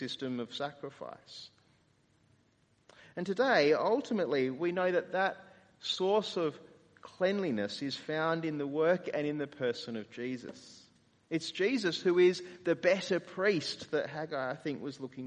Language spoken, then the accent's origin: English; Australia; as Australian evangelicals